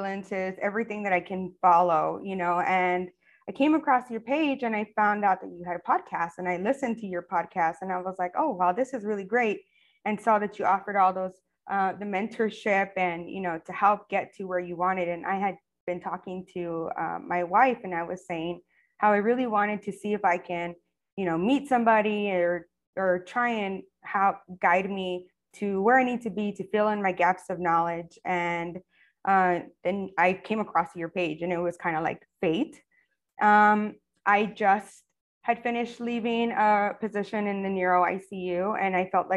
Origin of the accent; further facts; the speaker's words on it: El Paso, Texas, United States; moved away as an adult; now in Clearwater, United States; I am originally from El Paso, Texas. And I've been living here in Florida for almost 10 years.